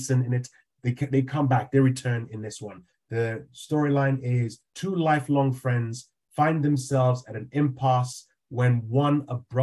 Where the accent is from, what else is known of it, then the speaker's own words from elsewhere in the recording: Nigeria; I grew up in Nigeria